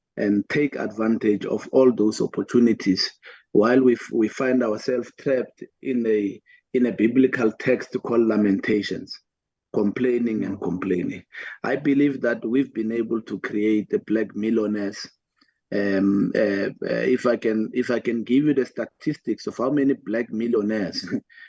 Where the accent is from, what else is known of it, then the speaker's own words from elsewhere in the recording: Atteridgeville, Gauteng, South Africa; where I grew up in Attridgeville, there were only four schools